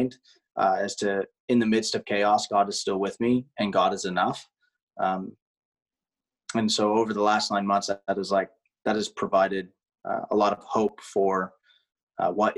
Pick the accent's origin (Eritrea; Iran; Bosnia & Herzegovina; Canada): Canada; now in United States; as a Canadian living in the U.S.